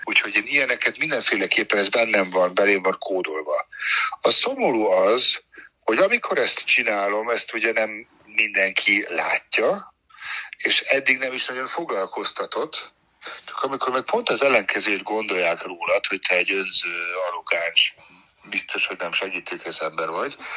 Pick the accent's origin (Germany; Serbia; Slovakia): Germany; moved away; Németországban nőttem fel